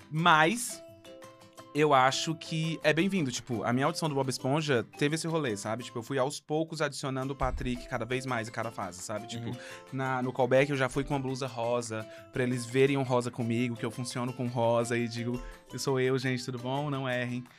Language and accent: Portuguese; Fortaleza, Ceará, Brazil; now in São Paulo, Brazil; eu tenho alguns anos e sou de Fortaleza e agora estou em São Paulo fazendo teatro musical